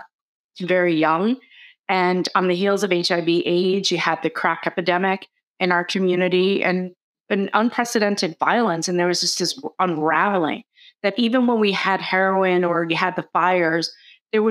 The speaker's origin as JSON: {"language": "English", "town": "New York City", "region": "New York", "country": "United States", "tie": "born or raised there", "said": "growing up in the Bronx, while there was so much resiliency and community fabric"}